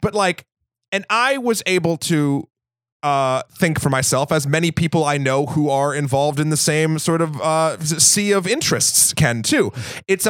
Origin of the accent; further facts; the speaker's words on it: New England, United States; I'm from New England